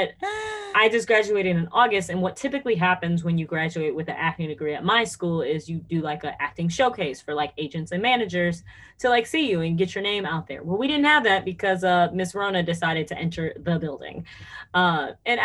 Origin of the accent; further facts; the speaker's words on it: United States; accent: American; my normal American accent